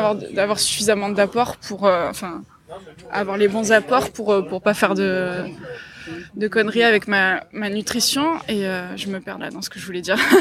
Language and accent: French; Marseille, Provence-Alpes-Côte d'Azur, France; moved away as an adult; now in Gap, France; je vivais ici parce que je suis marseillaise